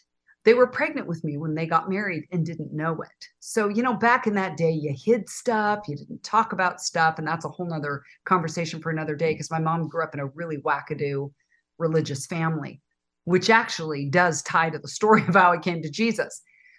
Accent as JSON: {"language": "English", "town": "Oakland", "region": "California", "country": "United States", "tie": "born or raised there", "said": "Well, I was born in Oakland, California. My parents were in the Army. They were stationed at the Presidio in San Francisco. I was born in 60"}